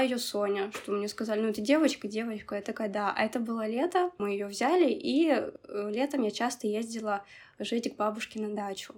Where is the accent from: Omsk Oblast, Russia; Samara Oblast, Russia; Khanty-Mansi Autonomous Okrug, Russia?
Khanty-Mansi Autonomous Okrug, Russia; Nizhnevartovsk; Я родилась в Нижневартовске